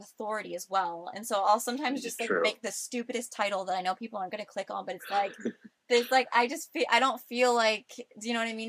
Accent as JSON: {"language": "English", "region": "Florida", "country": "United States", "tie": "born or raised there", "said": "I grew up in Florida by the beach."}